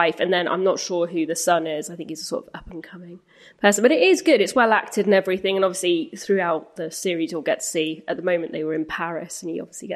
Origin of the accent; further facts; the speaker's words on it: Grimsby, Yorkshire and the Humber, United Kingdom; I'm from Grimsby